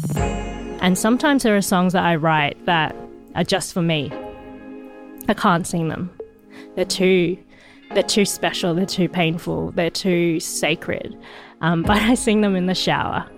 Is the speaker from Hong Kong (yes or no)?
yes; Hong Kong; moved away; I'm from Hong Kong. That's my birthplace